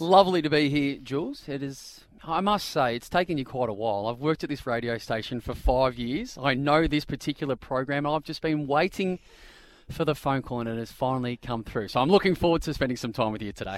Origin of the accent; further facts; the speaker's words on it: Bendigo, Victoria, Australia; also born or lived in Kew, Victoria; I grew up in the outskirts of Bendigo